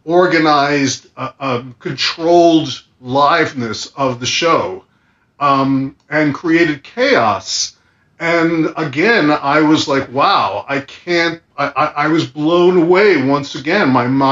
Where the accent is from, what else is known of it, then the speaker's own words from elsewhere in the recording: Brooklyn, New York, United States; Yes, Trump Village, yes, down by the end of Brighton Beach in Ocean Park, right near Coney Island.